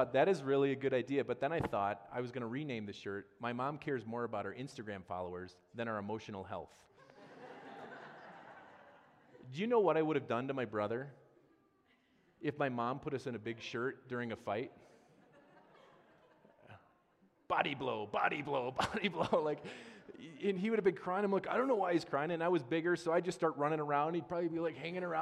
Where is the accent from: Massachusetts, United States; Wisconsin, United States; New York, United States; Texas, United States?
Wisconsin, United States; growing up in Wisconsin